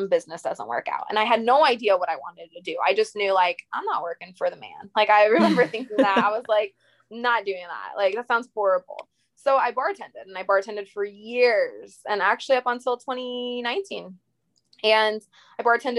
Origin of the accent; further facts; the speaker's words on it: Indiana, United States; moved away as an adult; also born or lived in Long Island, New York; now in Tampa, United States; I'm originally from Long Island, New York, lived in Indiana, grew up there since I was 5